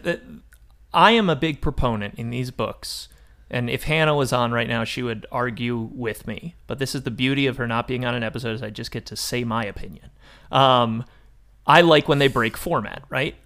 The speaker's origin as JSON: {"language": "English", "country": "United States", "said": "as an American person who identifies as male and is thirty years old"}